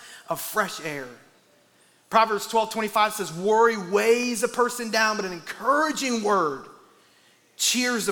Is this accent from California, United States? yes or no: no; Iowa, United States; I'm from Iowa, and like 95% of Iowa is made up of corn